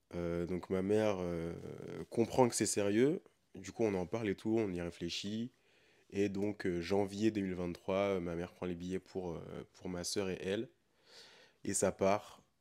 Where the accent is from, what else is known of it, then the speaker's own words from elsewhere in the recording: France; je suis un Français, un Européen, qui est né et a grandi en Europe